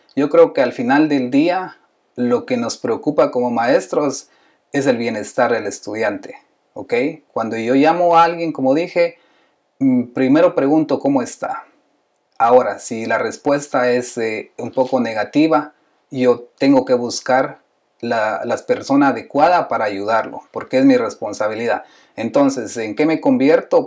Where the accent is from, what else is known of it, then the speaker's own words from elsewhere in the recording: Guatemala; yo soy de Guatemala